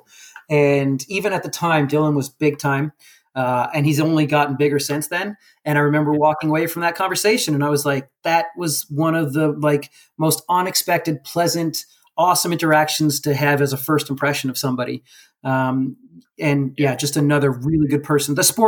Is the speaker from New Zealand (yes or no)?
no; Mount Pearl, Newfoundland and Labrador, Canada; also born or lived in St. John's, Newfoundland; always a part of my upbringing growing up in Newfoundland